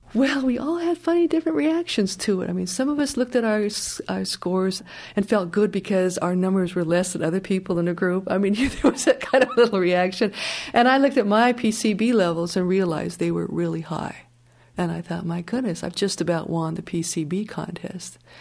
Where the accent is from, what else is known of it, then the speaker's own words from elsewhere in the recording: Colorado, United States; now in Bolinas, United States; I grew up in Colorado, in a high mountain town, far away from factories and industry and incinerators